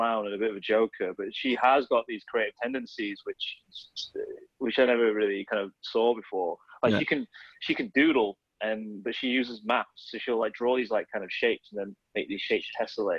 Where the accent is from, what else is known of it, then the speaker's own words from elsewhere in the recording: Sheffield, Yorkshire and the Humber, United Kingdom; also born or lived in Huddersfield; when we moved to Sheffield, I was born in Huddersfield, so when we moved to Sheffield, when I was three